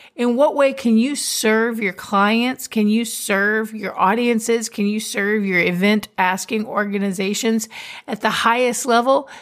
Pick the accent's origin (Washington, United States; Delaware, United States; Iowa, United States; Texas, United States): Texas, United States; I'm a Texan